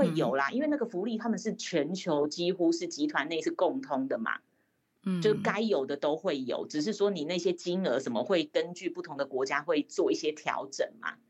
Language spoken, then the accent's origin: Chinese; Taiwan; 欸，我是台湾人，我知道台湾的行情是什么